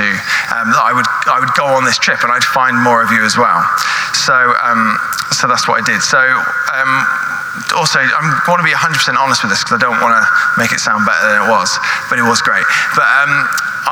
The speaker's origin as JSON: {"language": "English", "country": "United Kingdom", "also_born_or_lived": "California", "said": "we're British"}